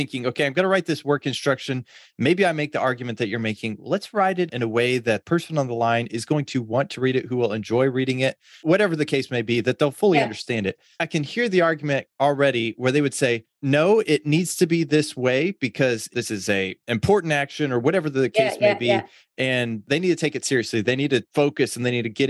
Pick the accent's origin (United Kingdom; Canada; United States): United States; Oklahoma; I'm originally from Oklahoma